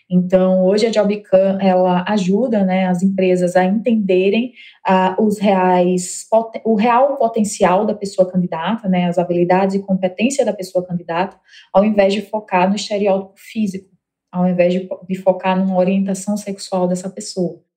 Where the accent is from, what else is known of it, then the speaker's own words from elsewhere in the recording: Mossoró, Rio Grande do Norte, Brazil; moved away as an adult; now in São Paulo, Brazil; como vocês estão percebendo aí meu sotaque, eu sou potiguar, natural de Mossoró.